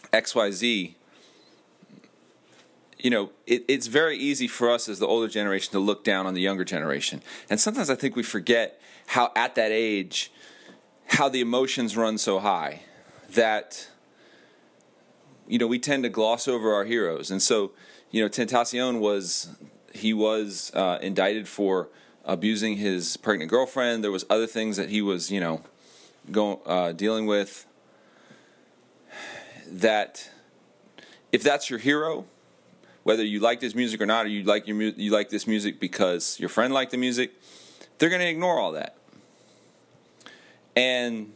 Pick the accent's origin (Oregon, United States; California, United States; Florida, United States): Florida, United States; Miami; I was born in Miami